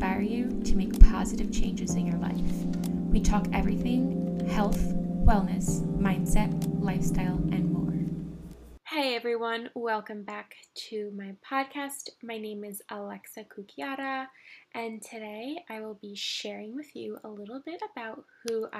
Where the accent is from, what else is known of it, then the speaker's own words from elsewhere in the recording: New York City, New York, United States; I grew up in Manhattan, born and raised. I've been here my whole life now.